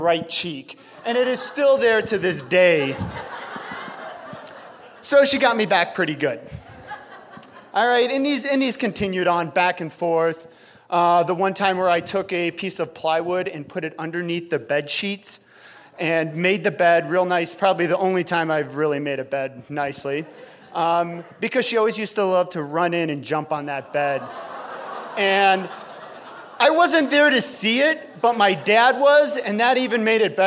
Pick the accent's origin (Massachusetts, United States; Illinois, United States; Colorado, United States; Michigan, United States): Illinois, United States; Chicago; now in Idaho, United States; We grew up in Chicago